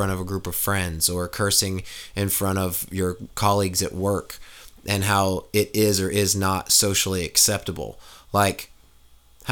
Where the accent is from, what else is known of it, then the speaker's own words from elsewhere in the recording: Kansas, United States; now in Tennessee, United States; growing up in Kansas